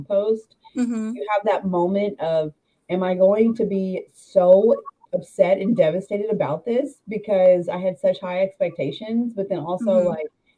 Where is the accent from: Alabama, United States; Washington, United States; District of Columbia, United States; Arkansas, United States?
Arkansas, United States; moved away as an adult; also born or lived in Arizona / Texas; I'm from Arkansas, all of my family lives here. I always knew that I was going to move back here